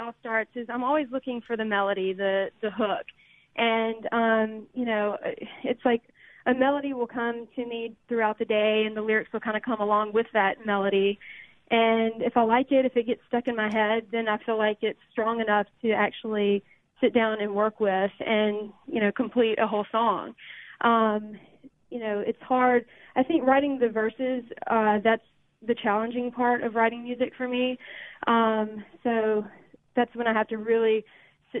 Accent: Greenwood, Mississippi, United States; I'm from Greenwood, Mississippi. I grew up in a musical family

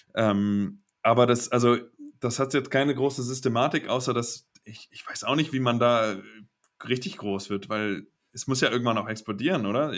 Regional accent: Kiel, Schleswig-Holstein, Germany; moved away as an adult; also born or lived in Giessen; now in Basel, Switzerland; ich komme aus Kiel, hat mehr Einwohner als Basel

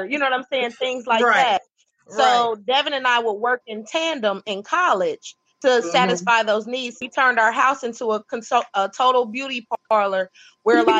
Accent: Dayton, Ohio, United States; I'm originally from Dayton

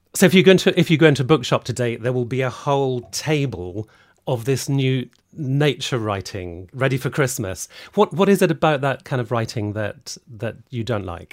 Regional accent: Scotland, United Kingdom; I'm Scottish

